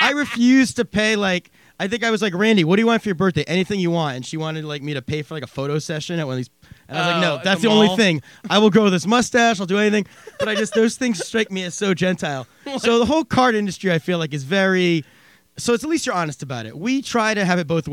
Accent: Pennsylvania, United States; I grew up in Pennsylvania

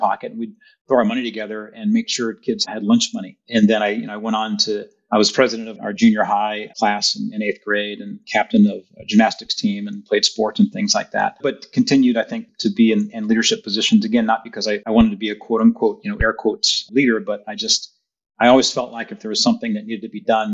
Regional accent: Rowland Heights, California, United States; also born or lived in Berkeley, California / Los Angeles, California; I grew up actually in Southern California. Before that, I actually lived in Los Angeles. Born in Berkeley, lived in Los Angeles for about 5 years and then moved to Roland Heights, California.

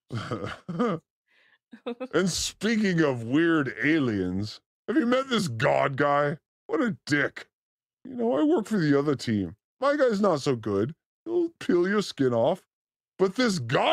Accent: California, United States; as a Californian

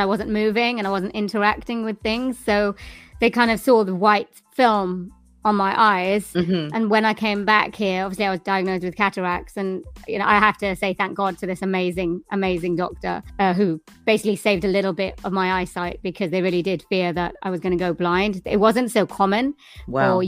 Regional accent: Swansea, Wales, United Kingdom; I am from Wales in the United Kingdom in a place called Swansea, which is by the sea.

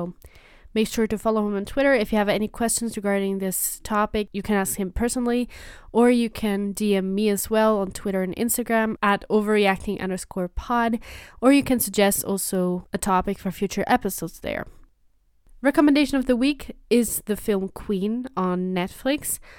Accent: Rajouri, Jammu and Kashmir, India; I'm from Rajouri, India.

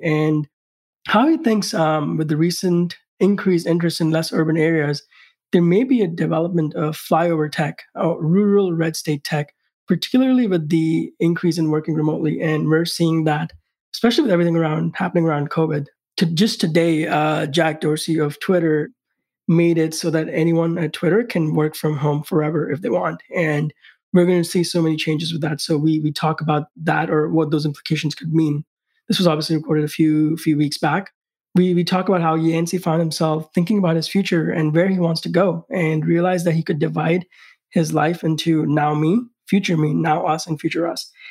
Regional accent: India; moved away; growing up in India

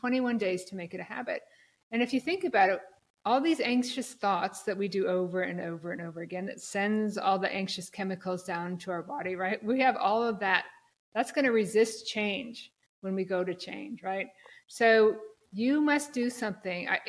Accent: Black Hills of South Dakota, United States; moved away as an adult; also born or lived in Minneapolis / New York City area / San Francisco; I'm from South Dakota originally, the Black Hills of South Dakota, Mount Rushmore

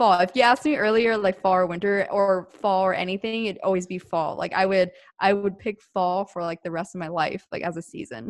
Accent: East Coast, United States; Well, I'm from the East Coast and I used to be in very, very cold winters just because we had four seasons over there.

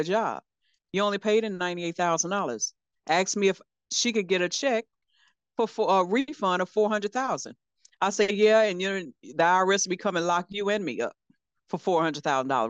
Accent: Louisiana, United States; moved away; I'm from Louisiana originally.

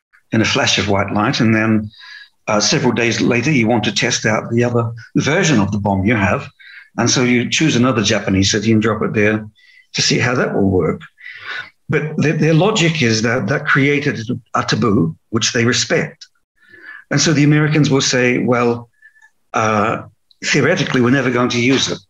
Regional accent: New Zealand; I was born in New Zealand

